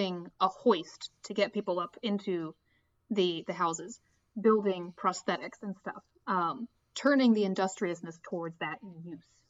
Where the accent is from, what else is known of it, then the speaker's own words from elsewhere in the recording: United States; I was born on the border county between Virginia and West Virginia